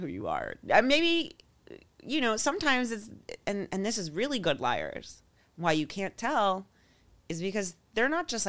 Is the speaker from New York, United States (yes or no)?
yes; New York, United States; I was raised in New York. I'm a Scorpio.